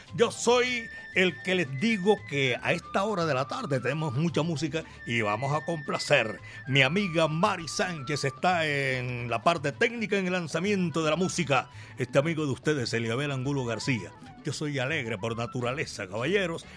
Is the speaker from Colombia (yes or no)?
yes; Colombia; mi país, la ciudad de la eterna primavera